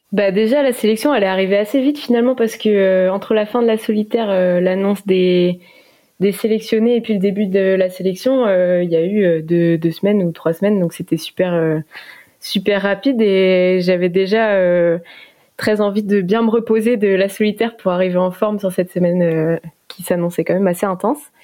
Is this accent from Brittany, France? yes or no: yes; Morlaix, Brittany, France; je suis d'origine de Morlaix, donc j'ai commencé la voile dans la, dans baie de Morlaix toute petite euh, en famille